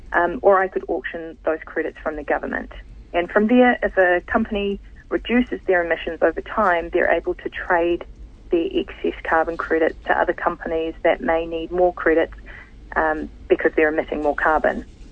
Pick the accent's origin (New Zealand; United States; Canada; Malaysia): New Zealand; Tokoroa, Waikato; moved away as an adult; now in New Plymouth, New Zealand; I'm based here in Ngā Motu, New Plymouth, but I grew up in Tokoroa in the South Waikato where my whānau still live.